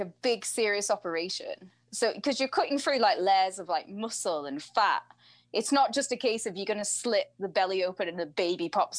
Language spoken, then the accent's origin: English; England, United Kingdom; I'm English